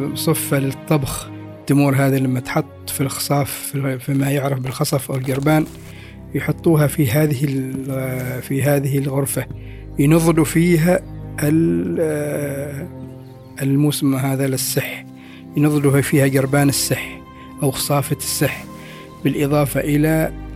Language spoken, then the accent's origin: Arabic; Oman; حياتنا كعمانيين